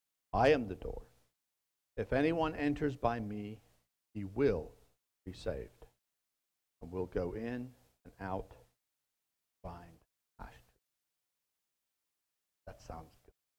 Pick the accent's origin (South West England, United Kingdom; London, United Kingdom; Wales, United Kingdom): Wales, United Kingdom; moved away; My mind goes back to Wales and my home country